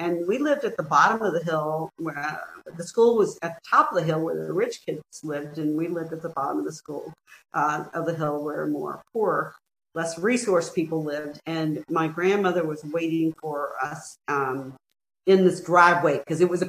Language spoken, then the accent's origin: English; Mobile, Alabama, United States; Growing up in the Deep South in Mobile, Alabama, I lived through Jim Crow